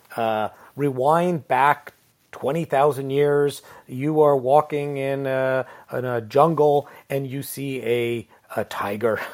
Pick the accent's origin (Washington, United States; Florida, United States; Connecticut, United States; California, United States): Connecticut, United States; now in Ontario, Canada; I lived in Connecticut, so New England, so we still had ice